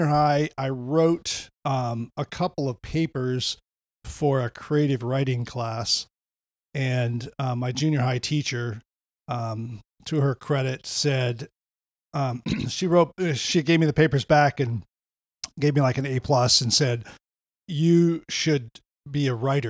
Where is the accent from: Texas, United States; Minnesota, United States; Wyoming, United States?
Wyoming, United States; also born or lived in Lemmon, South Dakota; So I was born in South Dakota, and I was, I think part of the early shaping was I was raised on a farm in just a small little town called Lemon, South Dakota. And I was raised there for, till I was like six, seven, and then moved to Wyoming